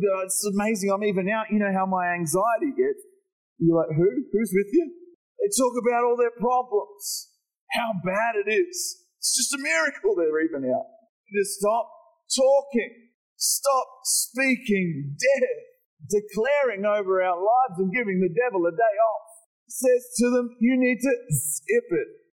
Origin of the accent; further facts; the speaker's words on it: Morwell, Victoria, Australia; I grew up in Morwell